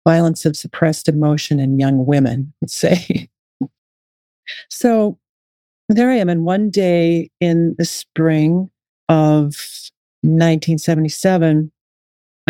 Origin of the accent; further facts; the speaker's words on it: Wahpeton, North Dakota, United States; moved away as an adult; also born or lived in Fargo, North Dakota; I grew up in Wahpeton, North Dakota, which is a town about 45 minutes south of Fargo